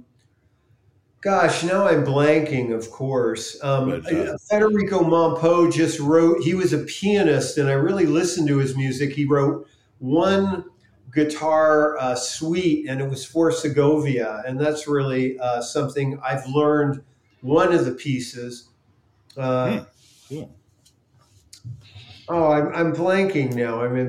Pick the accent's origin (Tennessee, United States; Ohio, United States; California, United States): California, United States; South San Francisco; born or raised there; moved away; also born or lived in New York